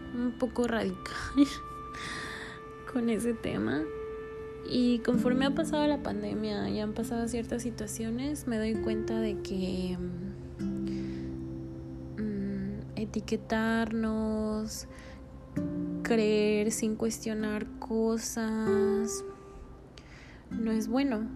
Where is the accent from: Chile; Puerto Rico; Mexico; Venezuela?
Mexico; Puebla; moved away as an adult; now in Mérida, Mexico; yo soy de Puebla